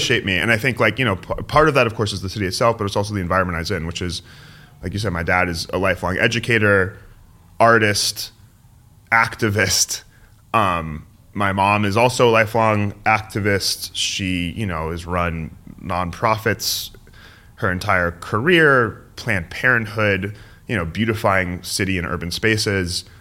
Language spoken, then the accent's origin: English; San Francisco, California, United States; I'm born and raised in San Francisco